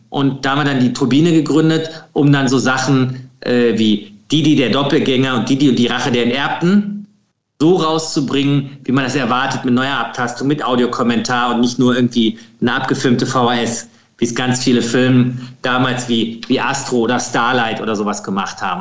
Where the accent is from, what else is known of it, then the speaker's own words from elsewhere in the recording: Krefeld, North Rhine-Westphalia, Germany; ich komme aus, aus Krefeld, das ist zwischen Niederrhein und äh, Ruhrgebiet